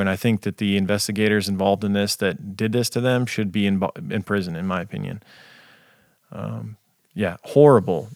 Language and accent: English; United States; being an American